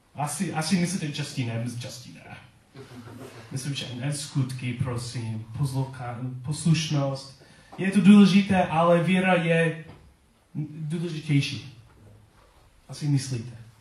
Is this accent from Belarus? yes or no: no; United States; accent: American; Czech is a second language; now in Czech Republic; svůj americký přízvuk